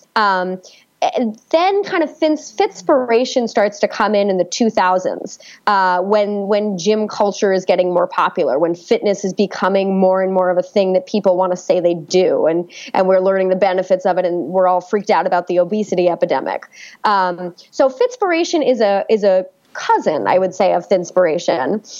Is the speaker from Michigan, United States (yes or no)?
no; New York City, New York, United States; I was born and raised in New York City